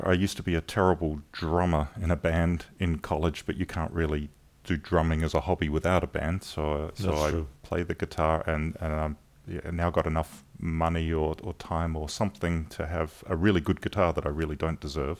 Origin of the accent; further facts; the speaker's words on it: Adelaide, South Australia, Australia; moved away as an adult; now in Southern California, United States; So I was born and raised in Adelaide in South Australia.